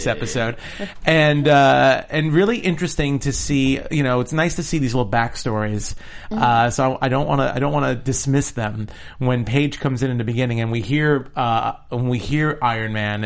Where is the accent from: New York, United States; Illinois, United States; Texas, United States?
New York, United States; moved away; I'm the New Yorker.